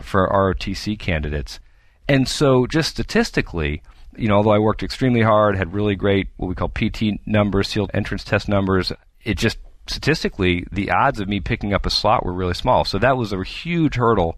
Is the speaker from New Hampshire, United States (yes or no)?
yes; New Hampshire, United States; moved away; I'm originally from the East Coast, and my parents are still back there in New Hampshire